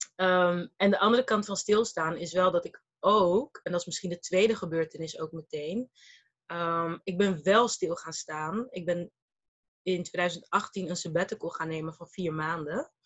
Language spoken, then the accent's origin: Dutch; Rotterdam, South Holland, Netherlands; also born or lived in Malaga / Brussels / Abu Dhabi; Ik ben geboren en getogen in Rotterdam.